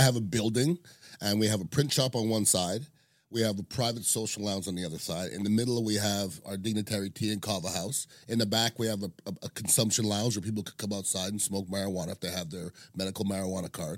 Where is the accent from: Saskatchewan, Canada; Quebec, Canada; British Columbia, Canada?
Quebec, Canada; Montreal; moved away; I'm from Montreal, Canada